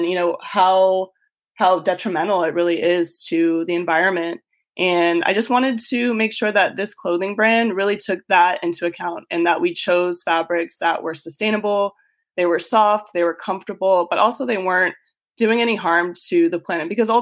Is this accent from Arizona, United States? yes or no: yes; Tucson, Arizona, United States; moved away as an adult; also born or lived in Austin, Texas; I grew up in Tucson, Arizona, and I went to school out there